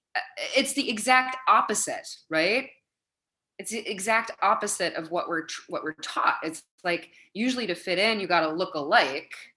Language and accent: English; Madison, Wisconsin, United States; moved away as an adult; now in New York City, United States; I grew up in Wisconsin where people were tall and blonde